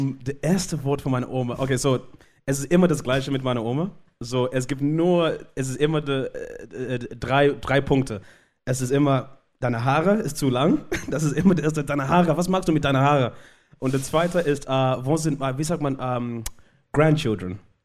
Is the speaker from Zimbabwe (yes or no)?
yes; Zimbabwe; first language Shona; German is a second language; moved away; ich komme aus Zimbabwe, ich bin in Zimbabwe geboren